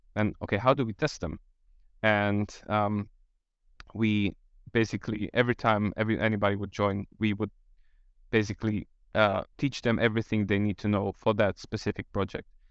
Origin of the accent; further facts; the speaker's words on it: Slovakia; I'm from Slovakia